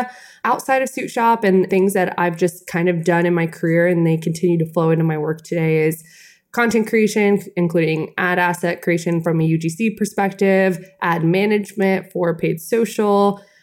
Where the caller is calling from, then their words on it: Atlanta, Georgia, United States; I'm calling in from Atlanta, Georgia. Our suit shop is not in Atlanta, Georgia, but that's where I am.